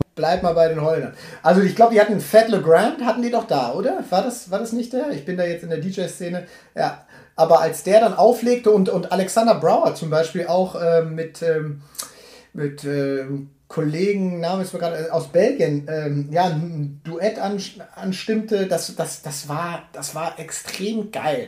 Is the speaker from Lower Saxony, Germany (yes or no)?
no; Münster, North Rhine-Westphalia, Germany; meine Geburtsstadt